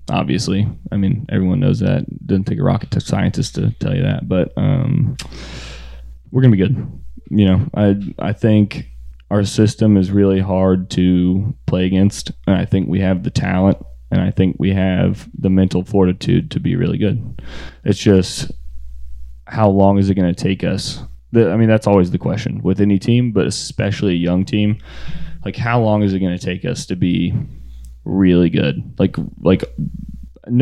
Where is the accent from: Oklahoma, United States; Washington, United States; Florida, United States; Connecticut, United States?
Florida, United States; I grew up in Florida